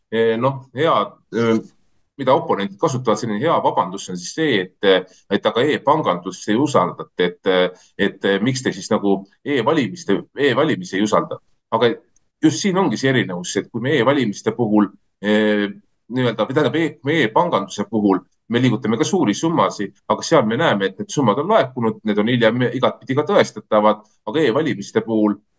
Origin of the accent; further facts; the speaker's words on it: Estonia; meie kodumaale